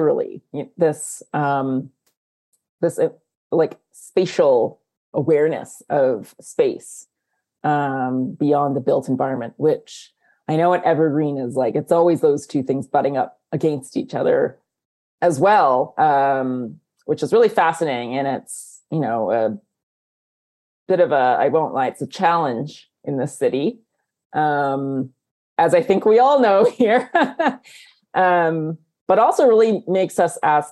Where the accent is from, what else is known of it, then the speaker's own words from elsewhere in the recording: Canada; I am Chinese Canadian